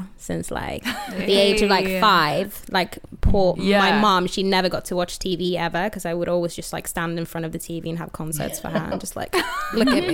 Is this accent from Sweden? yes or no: yes; Sweden; moved away as an adult; now in London, United Kingdom; I'm from Sweden, actually, but I do live in London.